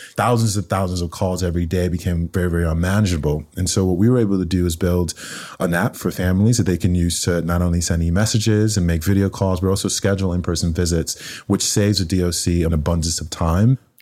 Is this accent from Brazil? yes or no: no; Nigeria; also born or lived in Cambridge, United Kingdom; now in United States; growing up in Nigeria, in a very, very poor part of the country